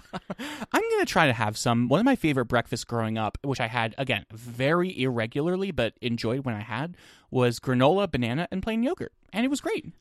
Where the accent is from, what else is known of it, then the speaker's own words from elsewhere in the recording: New Jersey, United States; I'm from New Jersey